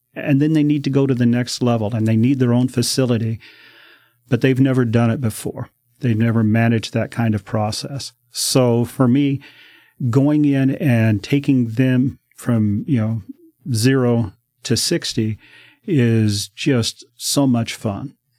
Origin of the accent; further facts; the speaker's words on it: Denver, Colorado, United States; moved away as an adult; now in Oregon, United States; I grew up in Denver.